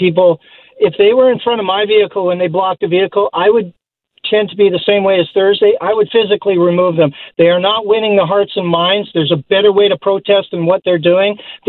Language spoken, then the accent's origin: English; Alberta, Canada; now in Burnaby, Canada; I'm from Alberta